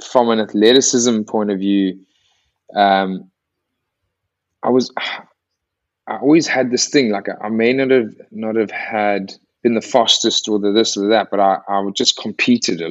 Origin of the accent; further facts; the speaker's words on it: Eastern Cape, South Africa; moved away; also born or lived in Northampton; I grew up in the Dale Junior boarding house from like an early age